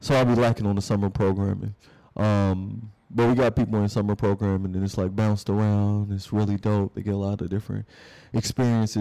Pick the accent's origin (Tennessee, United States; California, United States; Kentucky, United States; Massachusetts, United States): Kentucky, United States; also born or lived in Detroit; We in Kentucky